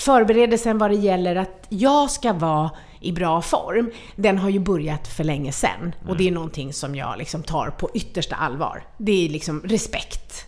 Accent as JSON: {"language": "Swedish", "country": "Sweden", "tie": "born or raised there", "said": "jag föddes här i Sverige"}